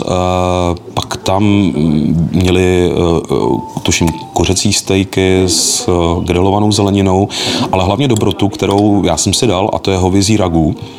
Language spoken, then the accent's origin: Czech; Moravia, Zlín Region, Czechia; spíš nás jako z Moravy, no, protože přeci jenom jsme tady ve Zlínském kraji velmi blízko Slovensku